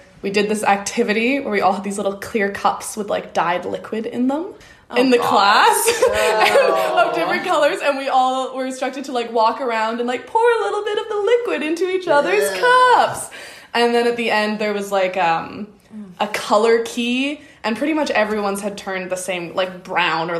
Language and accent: English; Victoria, British Columbia, Canada; I grew up here in Victoria, which is generally like very progressive